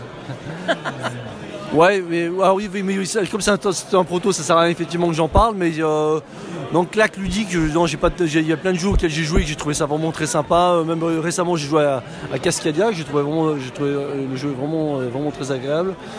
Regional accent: Paris, Île-de-France, France; je viens de Paris

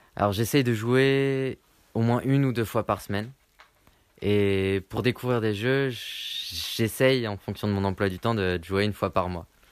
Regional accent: Lyon, Auvergne-Rhône-Alpes, France; je, viens de Lyon

